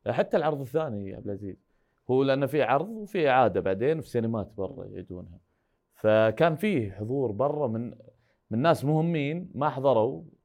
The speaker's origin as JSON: {"language": "Arabic", "country": "Saudi Arabia", "said": "احنا من السعوديه جايين"}